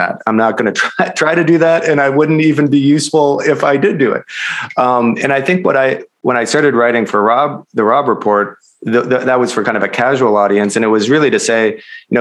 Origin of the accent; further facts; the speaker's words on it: Minnesota, United States; I'm from Minnesota, but my family has a cabin in Wisconsin where I've gone every summer for my whole life